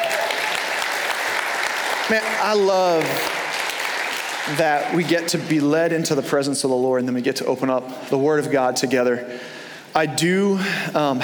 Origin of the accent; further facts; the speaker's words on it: New York, United States; now in Florida, United States; growing up in New York, we didn't really have any pro teams or college teams to root for